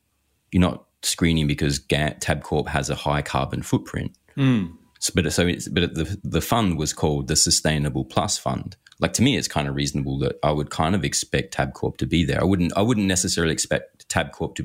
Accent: Australia

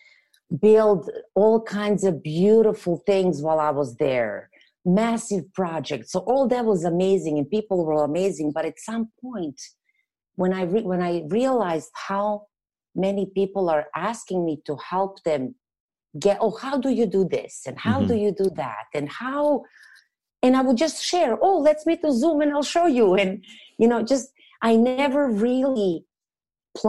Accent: Serbia; English is a second language; moved away as an adult; now in Canada; I'm not originally from here, hence the accent that I can't get rid of. But I'm from Europe, from Serbia. So I moved after I graduated college

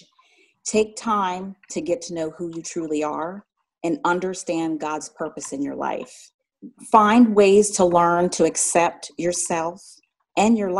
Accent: Philadelphia, Pennsylvania, United States; moved away as an adult; now in Atlanta, United States; I'm originally from Philadelphia, Pennsylvania

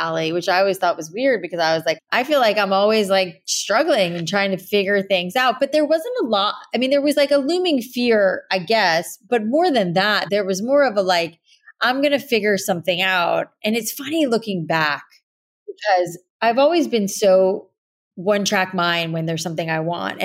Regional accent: South Florida, United States; growing up in South Florida with all the humidity in the air

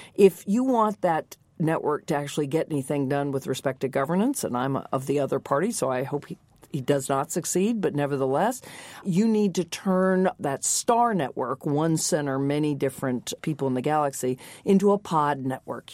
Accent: the American South, United States; when I grew up in the American South

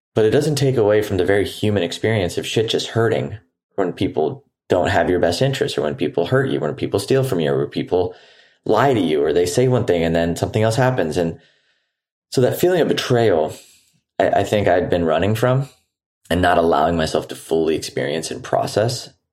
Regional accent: Houston, Texas, United States; also born or lived in San Diego; now in Nosara, Costa Rica; I'm currently actually recording this episode from my hometown in Houston.

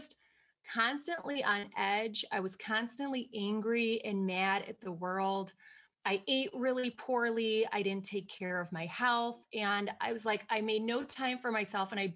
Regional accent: Wisconsin, United States; if you can't already tell by the way that I talk, I'm from Wisconsin

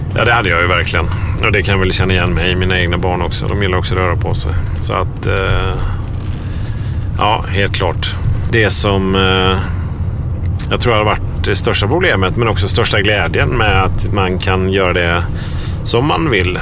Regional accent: Sweden; moved away; Det var här jag växte upp

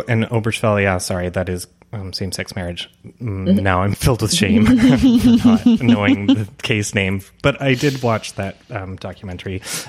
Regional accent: Canada; But I'm Canadian.

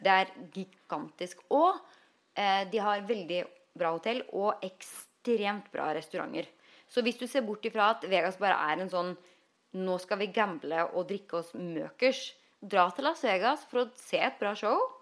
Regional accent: Norway; moved away as an adult; now in Los Angeles, United States; når nordmenn flytter til LA, så ender vi opp med å bli

